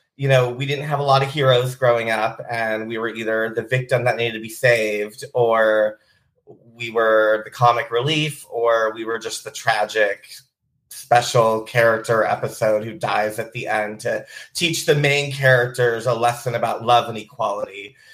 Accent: Bellingham, Washington, United States; I grew up in South Hill in these old homes with um, my spooky family

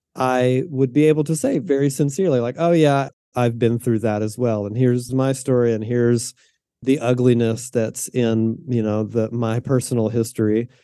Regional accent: the South, United States; moved away as an adult; now in Pacific Northwest, United States; I was raised in the South in a kind of conservative, what I would describe as a fundamentalist

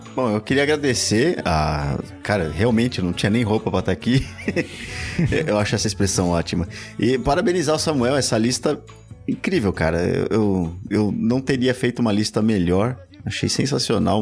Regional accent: São Paulo, Brazil; No Lausanne Paulista ali, é. Eu, eu era um pouco mais profundo ali

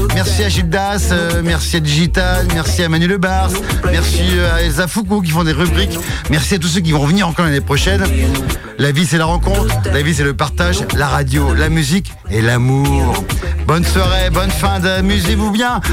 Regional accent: Tours, Centre-Val de Loire, France; moved away; je viens de Tours, euh, voilà, là-bas, je suis Tourangeau

